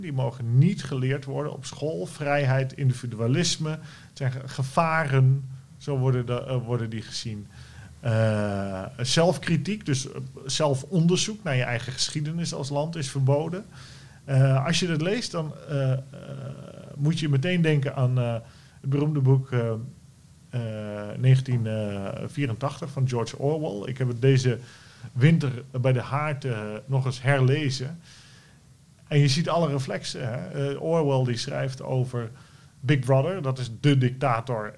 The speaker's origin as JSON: {"language": "Dutch", "country": "Netherlands", "said": "wij als Nederlanders"}